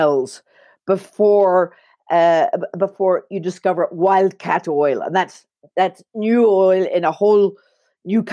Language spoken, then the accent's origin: English; Belfast, Northern Ireland, United Kingdom; moved away; also born or lived in Belize; I was born in Belfast, Northern Ireland